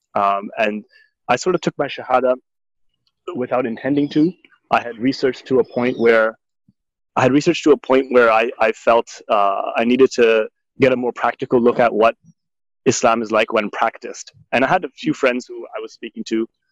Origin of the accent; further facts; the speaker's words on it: Markham, Ontario, Canada; moved away as an adult; also born or lived in Toronto, Canada / Jordan / Tarim, Yemen / Trinidad; was born and raised in Toronto, in North York to be exact, and then and spent my formative years in Markham in Ontario, Canada